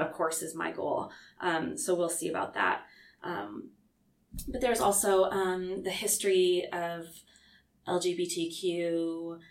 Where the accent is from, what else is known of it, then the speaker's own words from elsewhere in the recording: Lewiston, Idaho, United States; moved away; also born or lived in Clarkston, Washington; my hometown